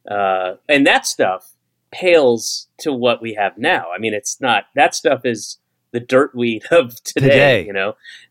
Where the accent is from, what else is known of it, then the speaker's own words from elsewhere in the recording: Atlanta, Georgia, United States; born there; also born or lived in Florida / Connecticut / New York; And that was intentional because I was born in Atlanta and I moved when I was like one. And I lived in a couple places in Florida, three places in Florida where my two other sisters were born.